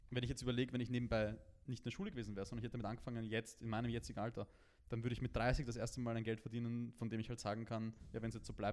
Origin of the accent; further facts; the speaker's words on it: Vienna, Austria; bei uns in Wien